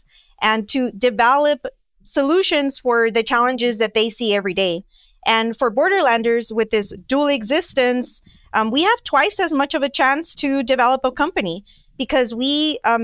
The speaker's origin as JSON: {"language": "English", "town": "Nogales", "region": "Arizona", "country": "United States", "tie": "born or raised there", "also_born_or_lived": "Tucson, Arizona", "moved": "as an adult", "said": "My entrepreneurial background is not in Nogales"}